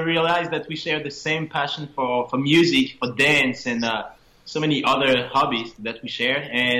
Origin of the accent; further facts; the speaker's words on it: Paris, Île-de-France, France; now in Orlando, United States; I'm originally from France, though, by the way, from Paris.